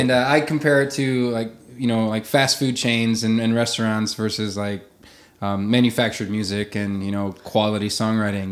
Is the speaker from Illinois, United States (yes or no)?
no; Arthur, Nebraska, United States; moved away as an adult; also born or lived in Sutherland, Nebraska / Paxton, Nebraska / Omaha, Nebraska; I grew up in Western Nebraska. Um, uh, Sutherland, Paxton, Arthur were the three towns I lived